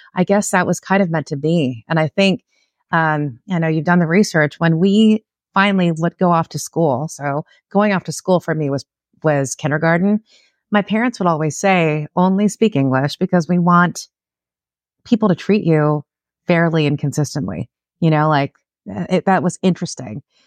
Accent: Los Angeles, California, United States; born and raised in Southern California. I'm a Los Angeles native, like an LA gal.

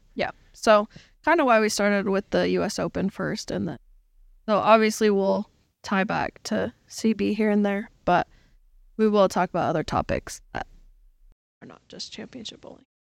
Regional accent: Utah, United States; we are from Utah

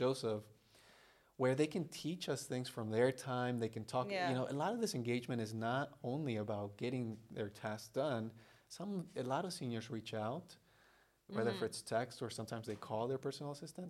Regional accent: Bolivia; also born or lived in Brazil; now in United States; I was born in Brazil. I was raised in Bolivia

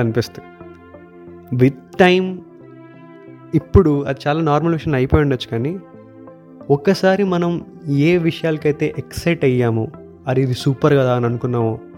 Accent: India; moved away; also born or lived in Hyderabad; small టౌన్లో ఉండి

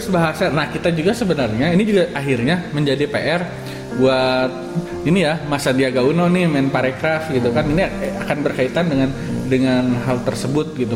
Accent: West Sumatra, Indonesia; Saya orang Minang gitu.

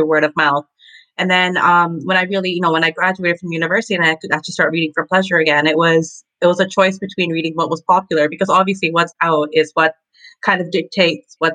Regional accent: Toronto, Ontario, Canada; I am from Toronto

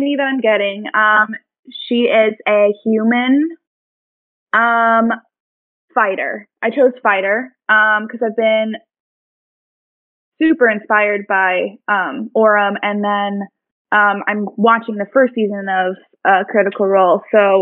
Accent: Milwaukee, Wisconsin, United States; now in Washington, D.C., United States; I'm from Wisconsin, the Milwaukee area, like growing up and such

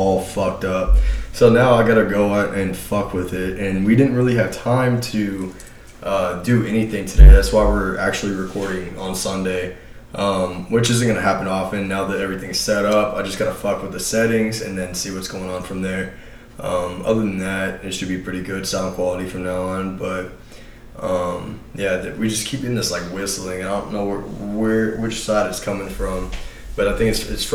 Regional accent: Texas, United States; also born or lived in Destin, Florida; we're from Texas.

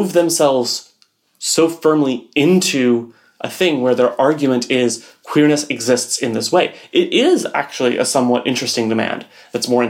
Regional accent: Texas, United States; I grew up in Texas

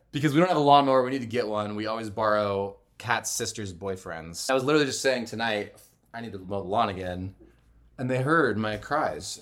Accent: United States; now in Utah, United States; we're from Arizona and California, respectively.

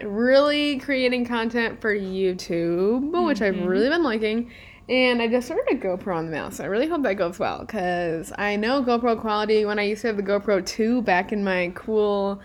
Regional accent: New York, United States; also born or lived in Nebraska; we're originally from New York, obviously, but I went to school in Nebraska for a semester

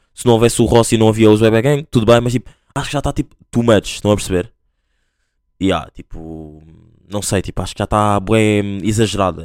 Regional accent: Angola; accent: Angolan; now in Portugal; eu sou angolano, vou dar o meu exemplo. Sou angolano, mas tipo, ah, às vezes tenho um bocado de vergonha de falar tipo, com o sotaque e tudo mais

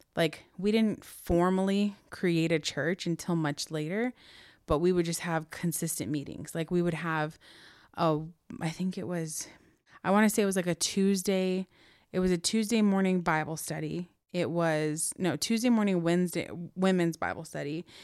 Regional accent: Chino, California, United States; also born or lived in Corona, California; So we moved from Chino all the way to Corona

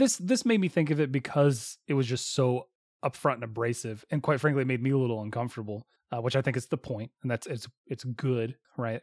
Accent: the South, United States; we grew up in the South

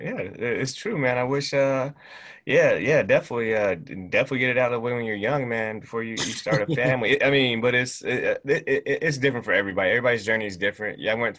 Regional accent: Japan; also born or lived in Monroe, Louisiana; Originally from Monroe, Louisiana. {S1} Really? {S0} Yeah, deep south, man. But you know, I grew up here in Japan.

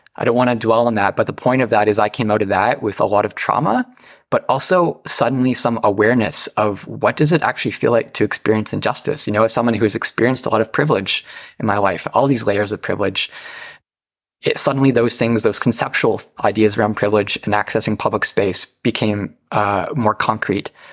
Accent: North Bay, Ontario, Canada; now in Toronto, Canada; I grew up in Northern Ontario in the North Bay area, small town, very rural life.

